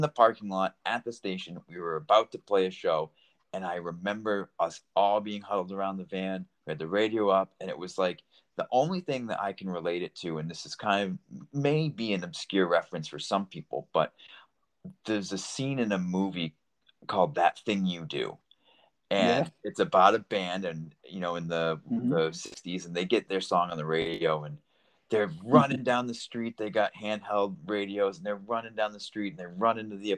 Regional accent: Mexico, Maine, United States; we grew up in Mexico, Maine

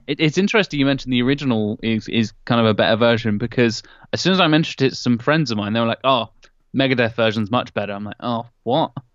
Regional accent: Norwich, East of England, United Kingdom; my hometown of Norwich

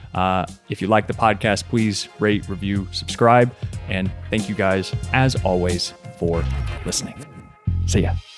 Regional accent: Kentucky, United States; also born or lived in New York; I was born and raised in Kentucky

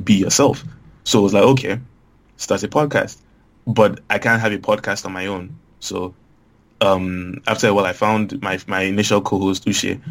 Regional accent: Lagos, Nigeria; growing up in Lagos

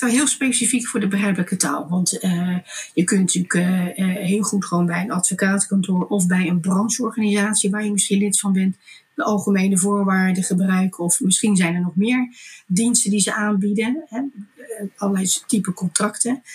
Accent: Delft, South Holland, Netherlands; Ik kom uit een, een ondernemersgezin. We hadden groentewinkels in Delft.

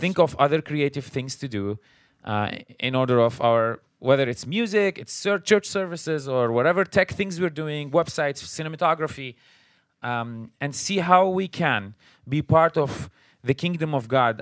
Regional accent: Syria; moved away as an adult; now in United States; we're originally from Syria. We came, uh, to the United States after, uh, the war started. So we came as refugees

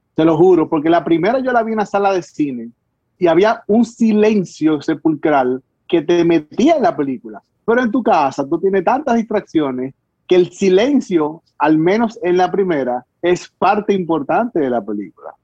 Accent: Dominican Republic; todos los dominicanos vamos a dar nuestra llora ahí

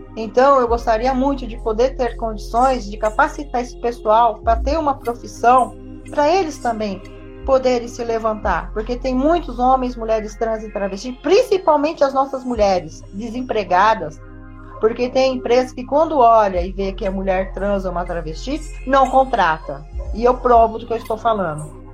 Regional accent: Brazil; como brasileiros

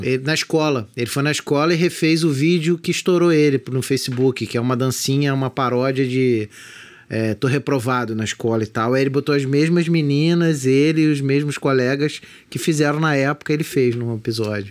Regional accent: Magé, Rio de Janeiro, Brazil; de onde eu morava, que é perto do centro de Magé

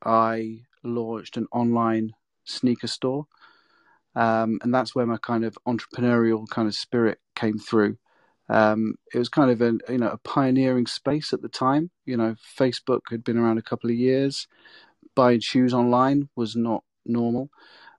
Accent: Peterborough, East of England, United Kingdom; moved away as an adult; also born or lived in London; now in North East England, United Kingdom; my hometown in Peterborough

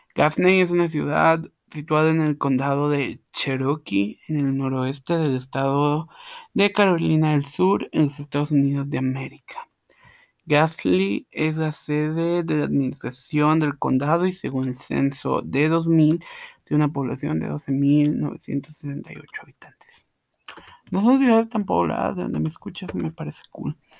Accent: Guatemala; Yo soy de Guatemala, sí, Guatemala, la tierra de eterna primavera

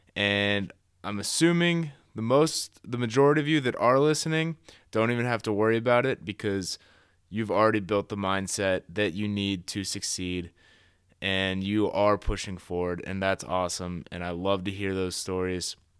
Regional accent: Columbus, Ohio, United States; I am from Columbus, born and raised here.

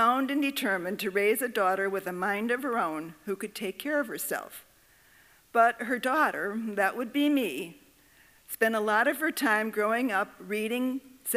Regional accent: Waukegan, Illinois, United States; I grew up in Waukegan, Illinois

